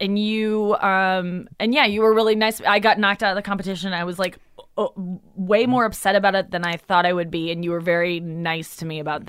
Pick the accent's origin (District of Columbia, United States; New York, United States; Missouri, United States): Missouri, United States; St. Louis; St. Louis.